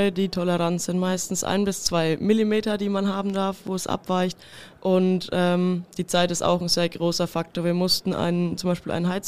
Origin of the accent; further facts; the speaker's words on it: Kitzingen, Bavaria, Germany; ich komme aus Kitzingen